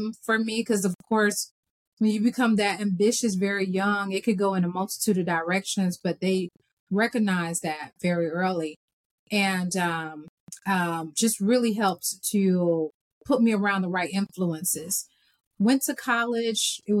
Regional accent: Atlanta, Georgia, United States; Born and raised in Atlanta, Georgia.

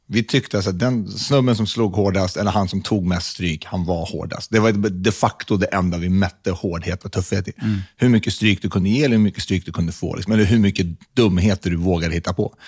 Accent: Stockholm, Stockholm County, Sweden; Jag växte upp på Södermalm

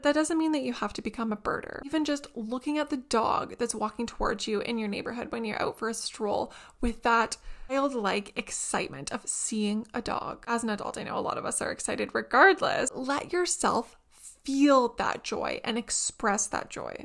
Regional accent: Canada; as a Canadian

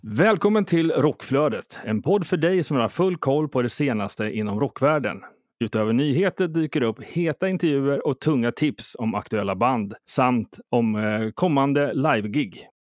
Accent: Sweden; now in Stockholm, Sweden; när jag kommer ner från Småland och bor i Stockholm

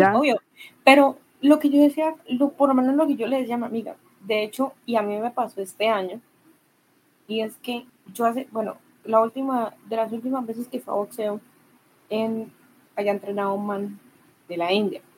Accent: Colombia; yo soy de acá de Colombia

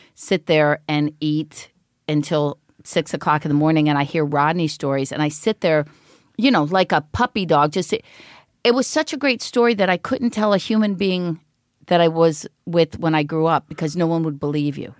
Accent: East Cleveland, Ohio, United States; moved away as an adult; also born or lived in Los Angeles; I grew up East Cleveland

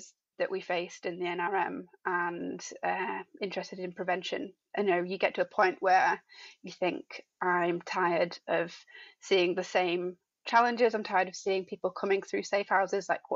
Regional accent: Dewsbury, Yorkshire and the Humber, United Kingdom; moved away as an adult; also born or lived in Sheffield; now in Birmingham, United Kingdom; I was born in Dewsbury, went to university at Sheffield Hallam

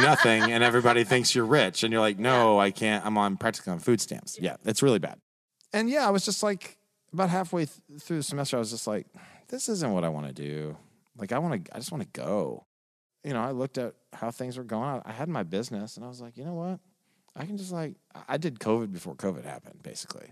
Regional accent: Nashville, Tennessee, United States; I'm a born and raised Nashvilleian. I grew up in Sylvan Park

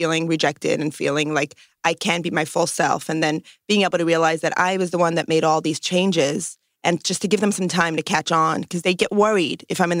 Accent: New York City, New York, United States; So I'm from New York, and I grew up in Brooklyn in a Hasidic community. And that's like an ultra-Orthodox Jewish community where the men wear black hats and the women wear dresses only and very specific, and wigs and very specific dress codes.

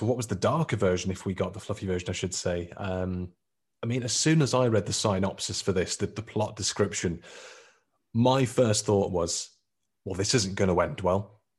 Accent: Lichfield, West Midlands, United Kingdom; where I grew up in Litchfield

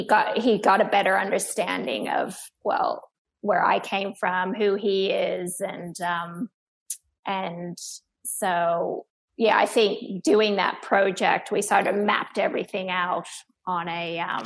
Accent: Australia; born there; hears my accent and thinks it's all American, but I'm not American. I was born in Australia and, you know, I've got Asian in me

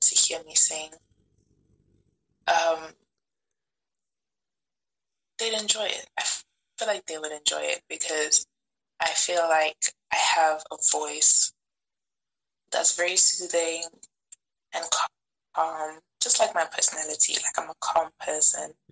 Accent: Pretoria, Gauteng, South Africa; also born or lived in Limpopo; I was born in Zanin, mm-hmm. which is a town in Limpopo, and I grew up in Pretoria

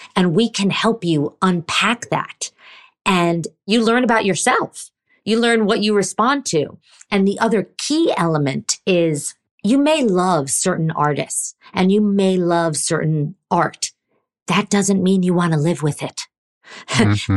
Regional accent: New York, United States; I grew up in New York and my dad

